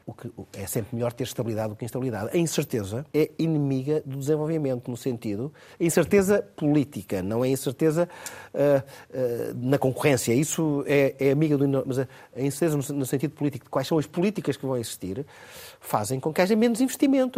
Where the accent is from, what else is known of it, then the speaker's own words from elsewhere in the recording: Torres Vedras, Lisbon, Portugal; É da minha terra, Torres Vedras, Caldas e Penis, da minha zona